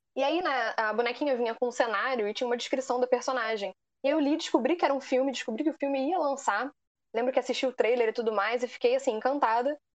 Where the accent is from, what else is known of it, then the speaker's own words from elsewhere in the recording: Rio de Janeiro, Brazil; também sou do Rio de Janeiro